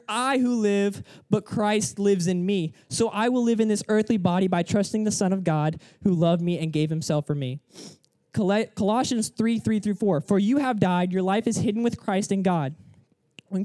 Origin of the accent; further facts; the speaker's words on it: Atlanta, Georgia, United States; moved away as an adult; now in Florida, United States; I moved to Florida, like, 2 years ago. I'm from Atlanta.